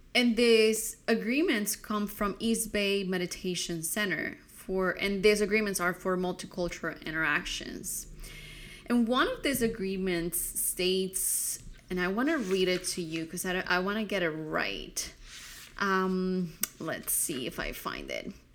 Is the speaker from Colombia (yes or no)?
yes; Colombia; growing up in Colombia